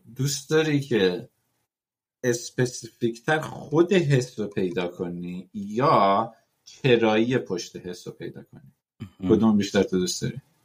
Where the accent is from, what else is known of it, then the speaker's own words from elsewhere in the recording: Iran; ما تو ایران حالا توش بزرگ شدیم